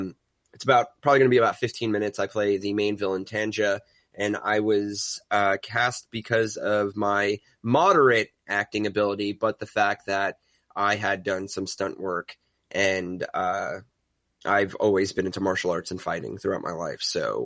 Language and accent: English; New York, United States; accent: New York; So I get to use my New York accent, which I hide proficiently through non-regional diction practice.